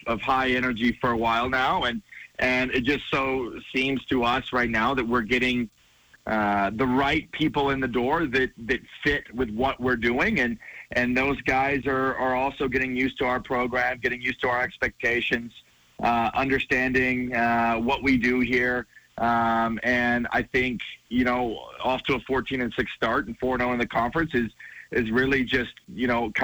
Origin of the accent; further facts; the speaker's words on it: Georgia, United States; moved away as an adult; now in Bozeman, United States; We're both from Georgia and kind of spent most of our lives in the Southeast